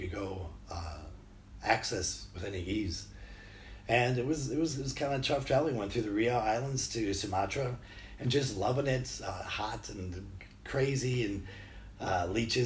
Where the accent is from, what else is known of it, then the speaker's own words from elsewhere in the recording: Two Rivers, Wisconsin, United States; I'm from Two Rivers, Wisconsin, town of like 13,000, right on Lake Michigan